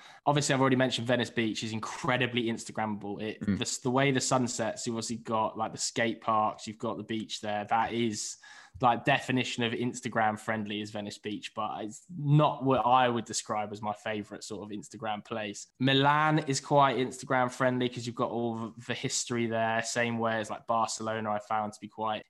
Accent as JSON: {"language": "English", "region": "London", "country": "United Kingdom", "said": "But maybe that's just because I'm from London."}